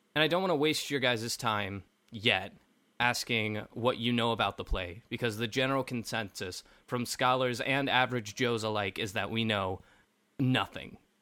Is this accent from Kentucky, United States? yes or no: yes; Kentucky, United States; I was raised in Kentucky